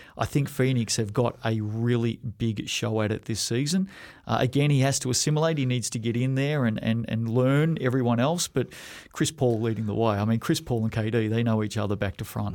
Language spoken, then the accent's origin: English; Australia; now in New Zealand; growing up in Australia